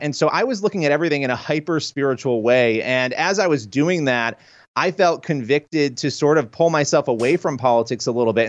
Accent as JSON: {"language": "English", "region": "New York", "country": "United States", "said": "I'm a New Yorker."}